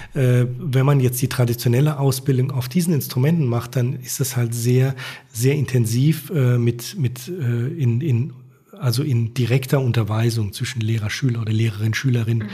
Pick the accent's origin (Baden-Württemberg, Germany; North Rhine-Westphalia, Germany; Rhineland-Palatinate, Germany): Rhineland-Palatinate, Germany; moved away as an adult; also born or lived in Turkey; wir sind dann halt dahin gezogen, wo ich aufgewachsen bin, also mit der Hilfe meiner Eltern. Und deswegen bin ich auch jetzt wieder in der Pfalz.